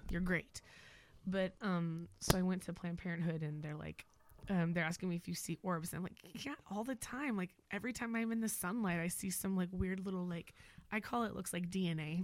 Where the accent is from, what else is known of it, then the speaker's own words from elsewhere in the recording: Moore, Oklahoma, United States; moved away as an adult; now in Crockett, United States; I was born and raised in Oklahoma, military brat.